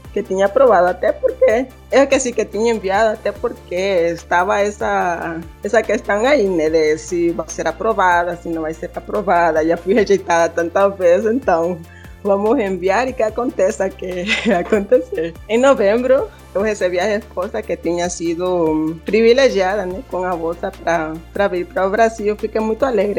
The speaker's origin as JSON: {"language": "Portuguese", "country": "Honduras", "second_language": "Portuguese", "moved": "as an adult", "lives_now": "Brazil", "said": "A gente fala espanhol."}